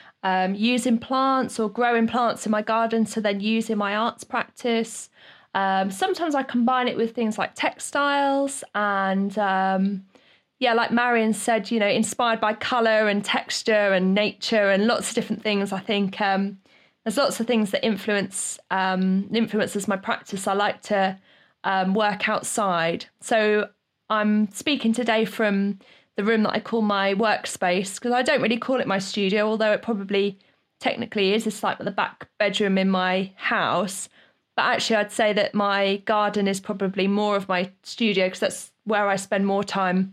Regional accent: Great Yarmouth, East of England, United Kingdom; to work as an artist in my hometown

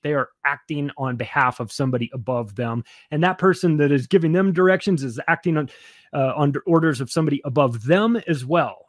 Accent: United States; as an American

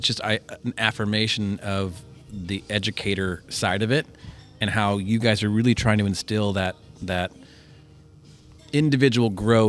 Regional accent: Washington, Missouri, United States; And I grew up in Washington, Missouri

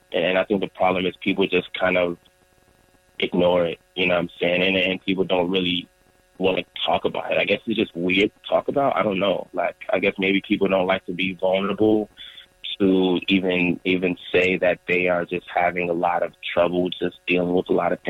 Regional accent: Nigeria; And my brothers and my parents and their parents, they were all just taught, especially being Nigerian

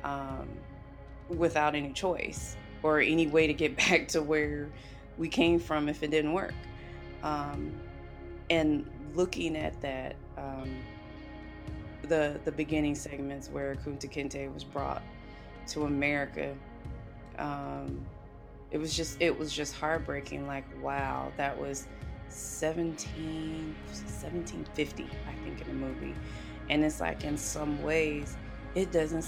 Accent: the South, United States; I grew up in the South

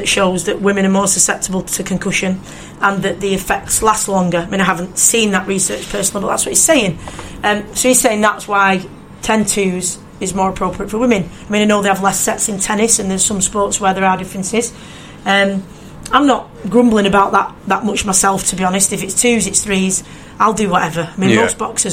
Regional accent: United Kingdom; as a British boxing fan

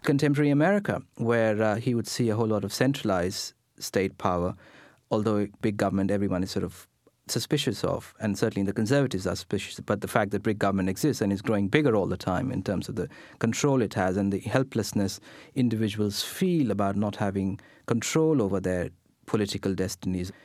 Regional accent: India; English is a second language; I sit here speaking in English, which is not my first language. I'm sitting here, you know, wearing Western clothes, an Indian born in India

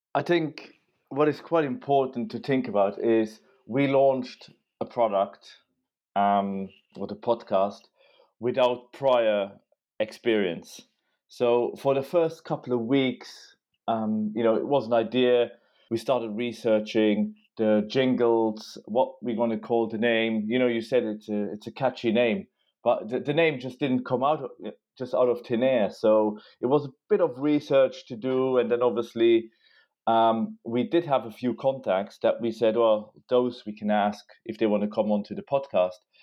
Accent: Luxembourg; moved away as an adult; now in London, United Kingdom; I'm from Luxembourg

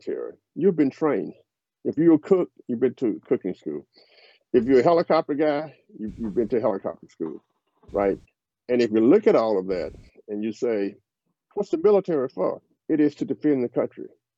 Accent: the South, United States; I'm a Southerner

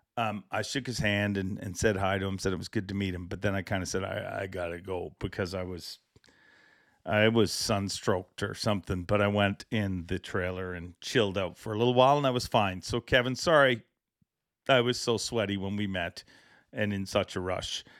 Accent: Canada; I am too Canadian

